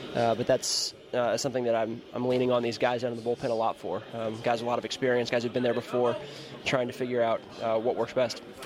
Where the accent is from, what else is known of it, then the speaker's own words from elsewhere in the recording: United States; as an American